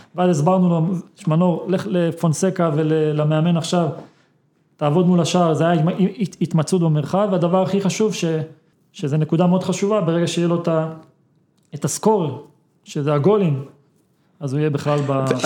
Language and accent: Hebrew; Israel; אנחנו כישראלים